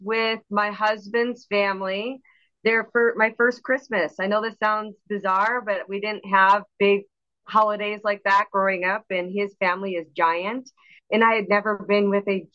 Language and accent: English; Missouri, United States; now in Chicago suburb, United States; I grew up in Missouri